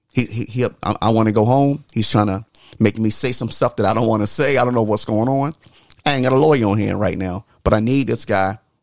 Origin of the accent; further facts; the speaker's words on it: the South, United States; growing up in the South